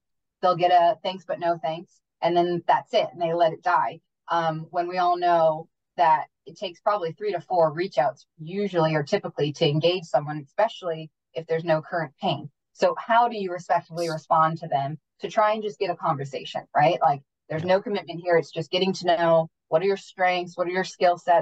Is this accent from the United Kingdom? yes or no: yes; Wales, United Kingdom; moved away; I'm originally from the UK and from Wales